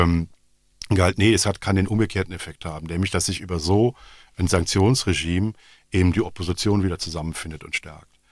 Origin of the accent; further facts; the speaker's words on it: Rhineland, Germany; now in Belgium; Ich bin Rheinländer